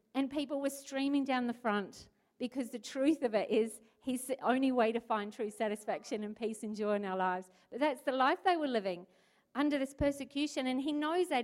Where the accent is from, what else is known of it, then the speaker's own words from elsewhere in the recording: New Zealand; moved away as an adult; now in Port Lincoln, Australia; I'm from New Zealand